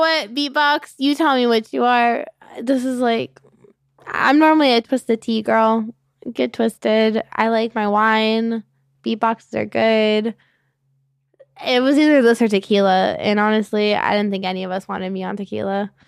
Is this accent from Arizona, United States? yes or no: yes; Gilbert, Mesa, and Tempe, Arizona, United States; also born or lived in Avondale, Arizona; I mainly grew up on, like, you know, Gilbert, Mesa, and Tempe.